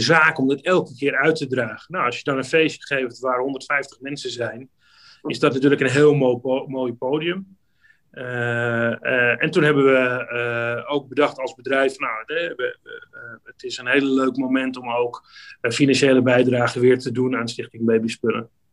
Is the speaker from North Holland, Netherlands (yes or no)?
yes; Amsterdam, North Holland, Netherlands; ik ben een Amsterdammer